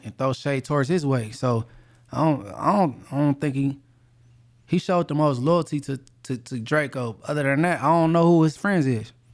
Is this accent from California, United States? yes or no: yes; Inglewood, California, United States; I'm from Inglewood and I'm, I'm a known person from there